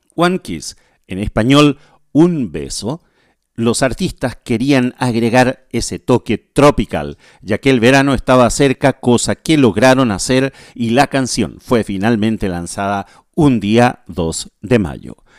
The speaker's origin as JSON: {"language": "Spanish", "country": "Chile", "tie": "born or raised there", "moved": "yes", "lives_now": "Asunción, Paraguay", "said": "desde Asunción paraguayo, soy chileno, nacido en Chile"}